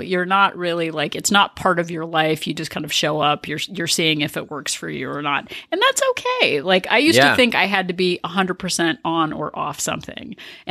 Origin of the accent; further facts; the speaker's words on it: Denmark; born there; Well, I was born in Denmark, so it's probably had something to do with me. Have I told you I was born overseas?